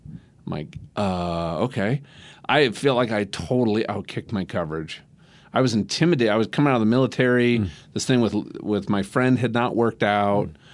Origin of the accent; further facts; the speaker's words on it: Minnesota, United States; now in Denver, United States; I'm from Minnesota